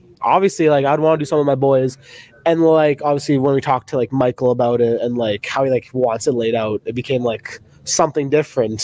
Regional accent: Canada; being a Canadian

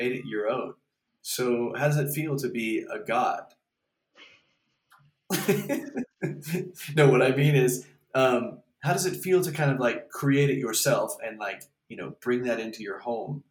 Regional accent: Galveston, Texas, United States; I'm from Galveston

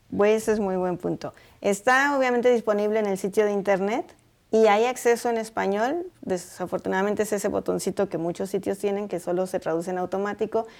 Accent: Puebla, Mexico; now in Boulder, United States; en mi pueblo decimos ajonjolí de todos los moles. Y soy de Puebla

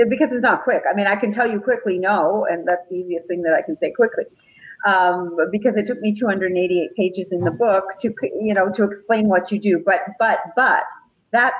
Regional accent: Jerusalem, Jerusalem District, Israel; I was born in Jerusalem

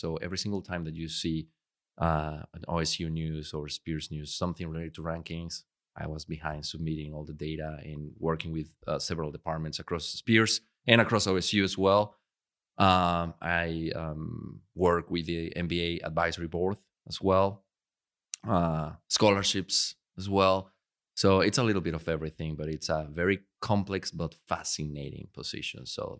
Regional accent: Puebla, Mexico; I grew up in a little town for Mexico size called Puebla. So it's a 4 million people.

